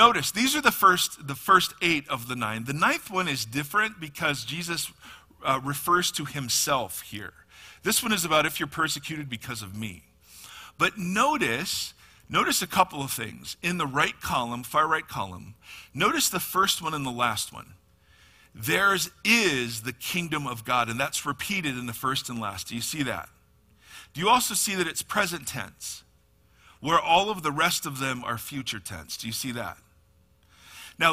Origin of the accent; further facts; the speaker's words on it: United States; American Christians